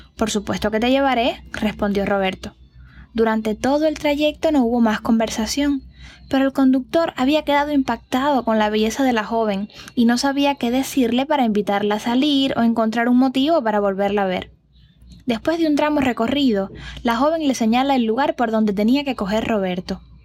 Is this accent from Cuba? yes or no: yes; Cuba; historias de mi tierra